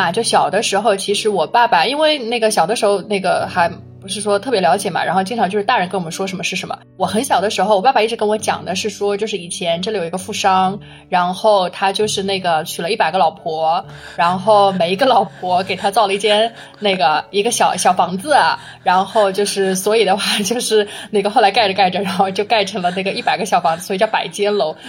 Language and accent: Chinese; Huzhou, Zhejiang, China; 我是一个土生土长的非典型的湖州人